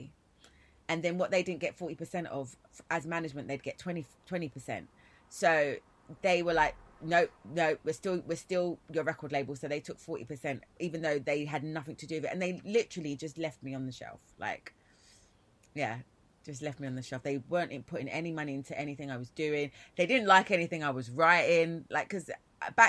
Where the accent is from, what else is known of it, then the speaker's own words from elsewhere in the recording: London, United Kingdom; I am from East London. I'm born in Hackney, grew up in East Ham, Forest Gate, Plaistow